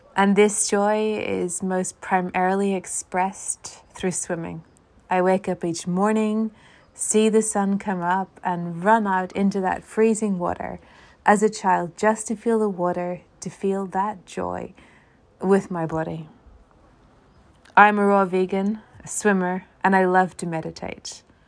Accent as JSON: {"language": "English", "country": "Ireland", "said": "an Irish theologian"}